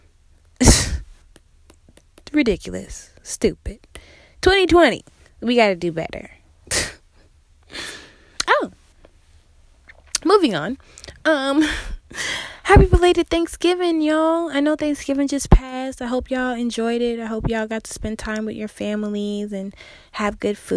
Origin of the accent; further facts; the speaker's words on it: Massachusetts, United States; also born or lived in South Carolina / New York; now in Houston, United States; I was born and raised in Massachusetts